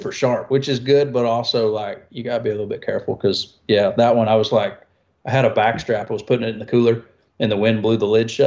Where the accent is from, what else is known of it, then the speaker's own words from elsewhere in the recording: South Georgia, United States; also born or lived in Missouri; now in Nashville, United States; I grew up in South Georgia growing up bow hunting pigs